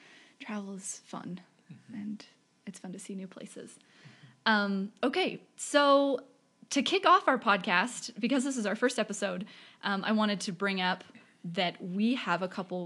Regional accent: Bakersfield, California, United States; moved away as an adult; also born or lived in Utah; I'm from Bakersfield, California. So it's a couple hours north of LA, but also a couple hours inland.

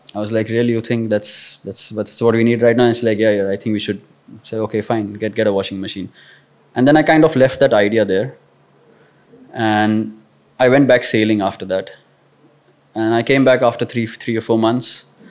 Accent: Kolhapur, Maharashtra, India; growing up in Kolhapur

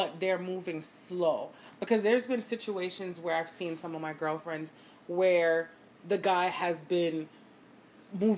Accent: Jamaica; accent: Jamaican; I'm so Jamaican

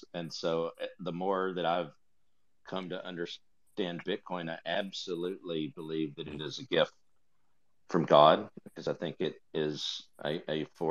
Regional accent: United States; as an American, as someone that wants to think that they're a patriot.

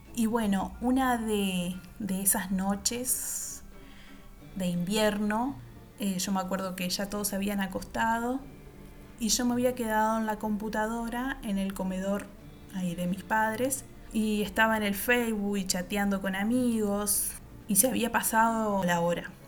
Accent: Uruguay; soy uruguaya

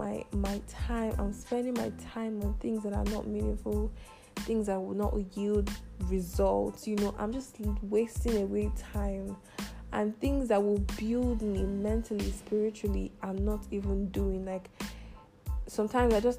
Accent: Nigeria; moved away as an adult; also born or lived in United Arab Emirates; I just recently came back to my home country, Nigeria. I was in the UAE for about 5 years

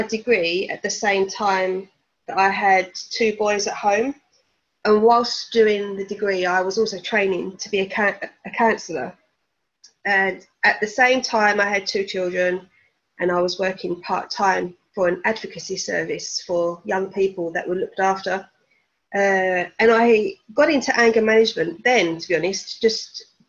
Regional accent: Essex, East of England, United Kingdom; moved away as an adult; now in Norfolk, United Kingdom; I'm originally from Essex, but now I live in Norfolk

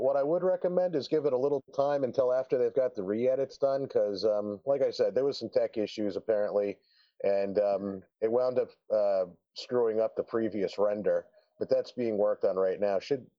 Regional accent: New Jersey, United States; also born or lived in Las Vegas, Nevada; now in Arizona, United States; coming from Las Vegas, where I'm originally from, to I grew up in New Jersey, then we moved to Las Vegas.

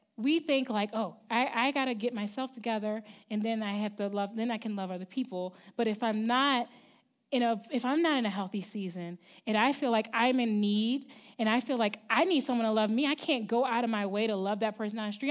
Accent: Baltimore, Maryland, United States; moved away as an adult; I'm from Baltimore City, in the East Coast. I'm from Maryland.

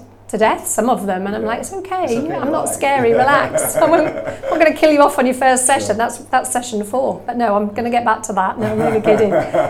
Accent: Norfolk, East of England, United Kingdom; moved away as an adult; also born or lived in Norwich; now in Sheffield, United Kingdom; back in my hometown of Norfolk, which was back in Hemsby near Great Yarmouth, little tiny place, very cute beach.

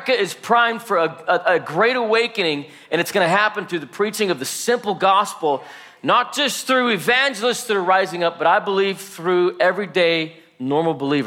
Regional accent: Salt Lake City, Utah, United States; I was born and raised in Salt Lake City, Utah

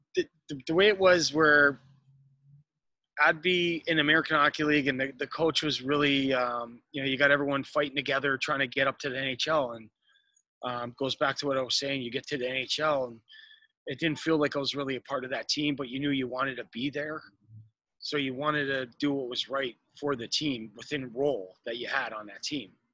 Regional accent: Toronto, Ontario, Canada; moved away; I'm, I'm originally from Toronto, Canada. Um, I was raised in um, you know the inner city, kind of downtown Toronto

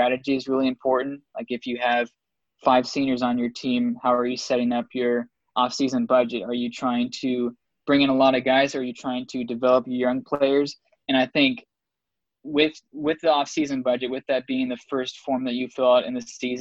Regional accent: Seattle, Washington, United States; growing up in Seattle

